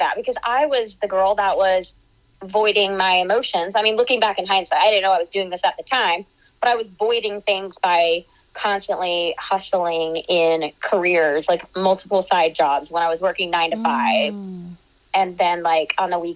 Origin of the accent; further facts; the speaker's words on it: about an hour east of Atlanta, Georgia, United States; I am born and raised in Georgia, so I grew up about an hour east of Atlanta